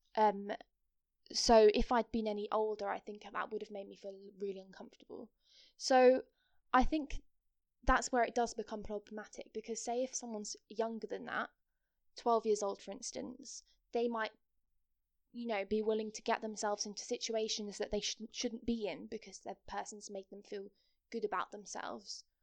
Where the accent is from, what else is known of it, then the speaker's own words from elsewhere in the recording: Kent, South East England, United Kingdom; also born or lived in Nottingham; I'm from Kent